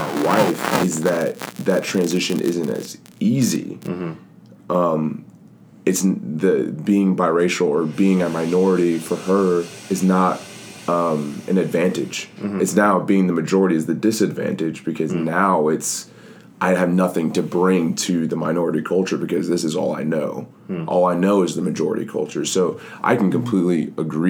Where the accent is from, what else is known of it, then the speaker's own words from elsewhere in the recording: Johns Creek, Georgia, United States; growing up in Johns Creek